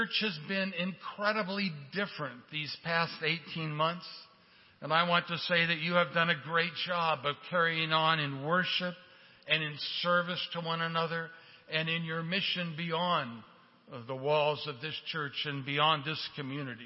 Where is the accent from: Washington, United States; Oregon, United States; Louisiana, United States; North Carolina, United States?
Oregon, United States; Portland; moved away; I grew up in Portland, Oregon